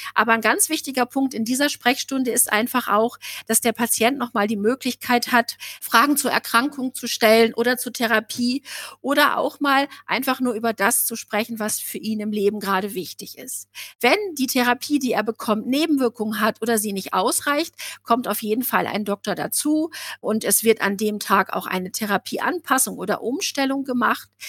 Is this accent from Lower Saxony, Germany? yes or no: yes; Osnabrück, Lower Saxony, Germany; Bei uns in Osnabrück